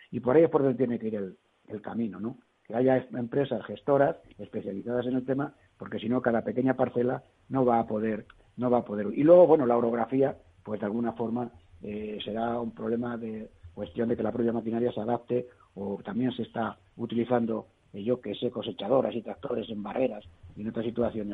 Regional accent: Toledo, Castilla-La Mancha, Spain; also born or lived in Madrid; como yo soy de Toledo, yo soy más bien del vino castellano manchego

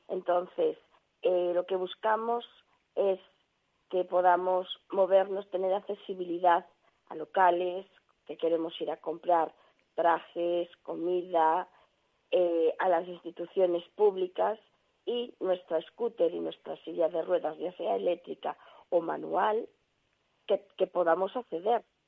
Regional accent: Galicia, Spain; aquí en mi pueblo

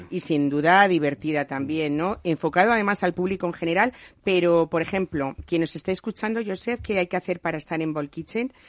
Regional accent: Spain; los españoles

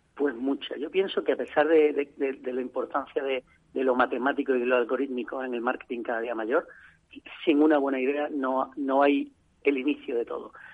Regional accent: Seville, Andalusia, Spain; also born or lived in Madrid; now in Seville, Spain; yo soy de Sevilla, pero llevaba 16 años dando vueltas por ahí por el mundo y no, y no en mi tierra

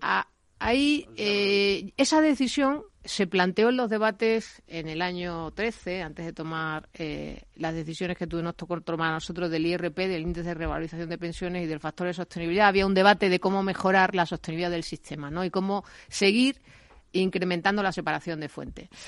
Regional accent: Spain; como española

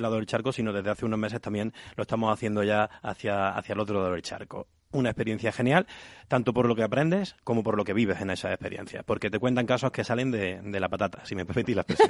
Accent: Cabra, Andalusia, Spain; no en mi Córdoba natal, sino en mi Cabra natal, que soy de, Cabra, de este pueblo.

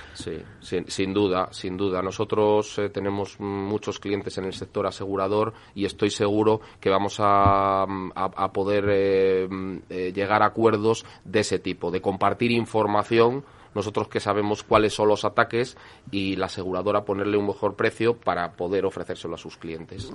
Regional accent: El Bierzo, Castile and León, Spain; yo soy de la provincia de León, aunque sea del Bierzo

